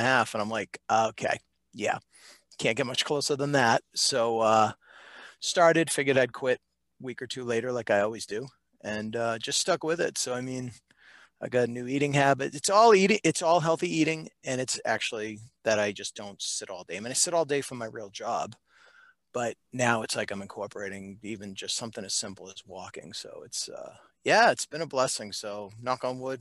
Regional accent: Reading, Massachusetts, United States; I grew up in Reading, Massachusetts

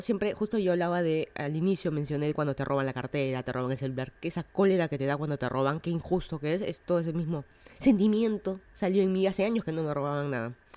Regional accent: Lima, Peru; moved away as an adult; now in Miami, United States; yo soy de Lima, Perú. Estoy viviendo en Miami hace como un año

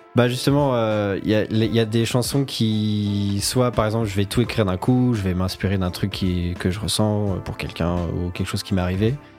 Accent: Saint-Germain-en-Laye, Île-de-France, France

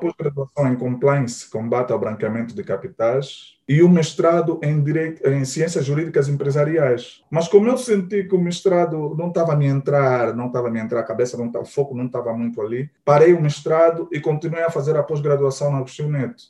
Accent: Luanda, Luanda Province, Angola; also born or lived in Valódia, Luanda; Só que cresci no Marçal, porque fui no Marçal bebê

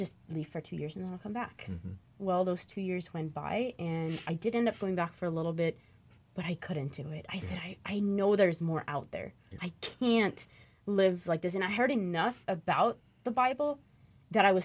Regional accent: Michigan, United States; I grew up in the Amish in an Amish community in Michigan

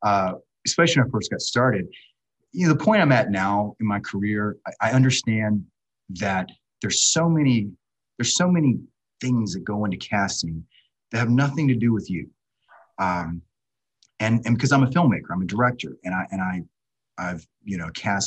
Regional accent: Savannah, Georgia, United States; moved away as an adult; also born or lived in Washington, D.C.; I grew up in Savannah, Georgia.

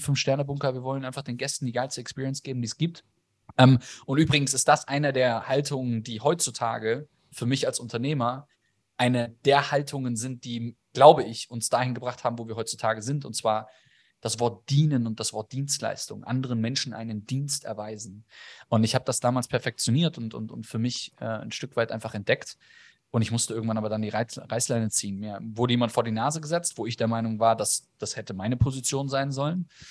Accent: a village south of Frankfurt, near the Bavarian border, Hesse, Germany; ich bin auch im Dorf groß geworden, südlich von Frankfurt, äh, schon an der bayerischen Grenze

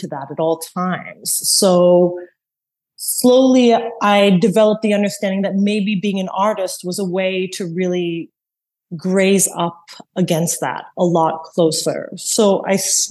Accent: Montreal, Quebec, Canada; also born or lived in Toronto; now in New York, United States; I was born in Montreal

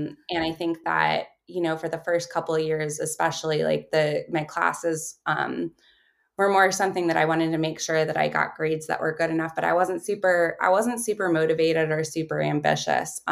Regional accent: Baltimore, Maryland, United States; I grew up in Baltimore, Maryland.

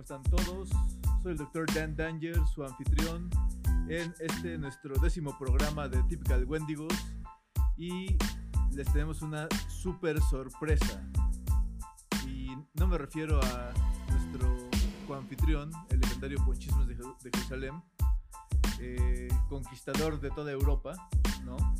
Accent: Mexico; cumplimos como buenos mexicanos

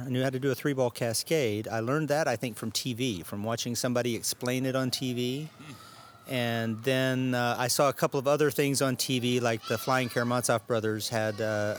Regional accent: Arkansas, United States; now in Austin, United States; Austin, Texas is home now. I originally came from Arkansas

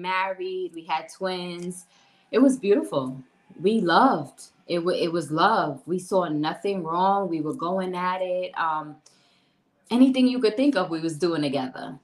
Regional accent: New York City, New York, United States; moved away as an adult; now in Florida, United States; Born and raised in Brooklyn, New York. Did everything in New York until I was 30 years old. And then I took my journey to Florida

